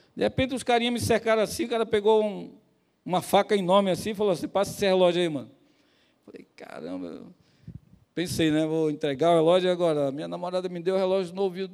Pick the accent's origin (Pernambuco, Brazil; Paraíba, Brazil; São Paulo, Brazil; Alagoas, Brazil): Pernambuco, Brazil; moved away; lá no meu estado, lá em Pernambuco